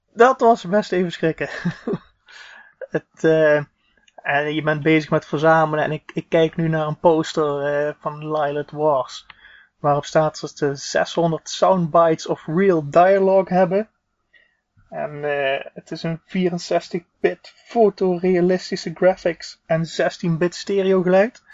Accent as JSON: {"language": "Dutch", "region": "southern Netherlands", "country": "Netherlands", "accent": "hard G", "said": "ik kom eh, uit het zuiden van het land, zoals je wellicht hoort aan mijn hele harde G"}